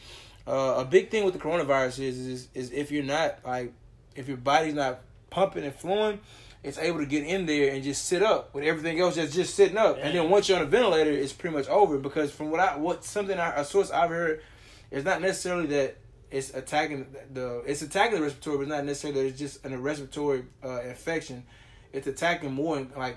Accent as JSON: {"language": "English", "town": "Beaumont", "region": "Texas", "country": "United States", "said": "I am from Beaumont"}